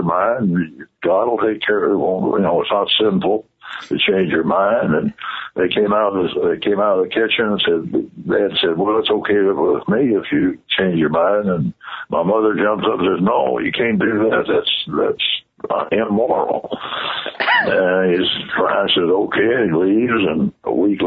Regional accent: Louisville, Kentucky, United States; also born or lived in Indiana; I lived in Louisville, but I was born in Indiana

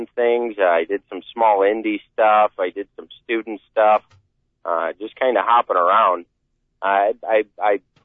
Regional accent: Plainfield, Illinois, United States; I grew up in the Chicago area

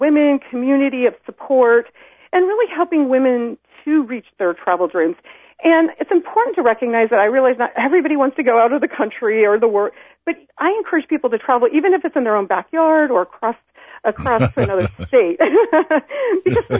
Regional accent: Iowa, United States; moved away as an adult; also born or lived in Sydney, Australia; I spent my whole life trying to get out of Iowa. I grew up here

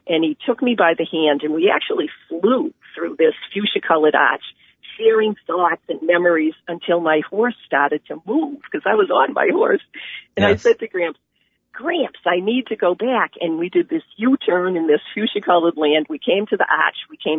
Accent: Boston, Massachusetts, United States; accent: Boston; moved away; also born or lived in Chester Springs, Pennsylvania; I'm from Boston, it's a Boston accent.

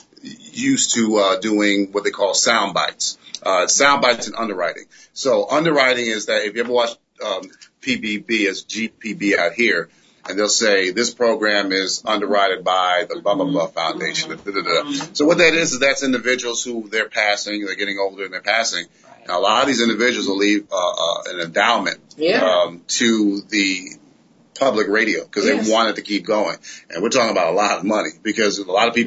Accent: Connecticut, United States; also born or lived in New York; now in Atlanta, United States; originally Connecticut. Well, New York and Connecticut. So, I claim Connecticut because everyone claims New York.

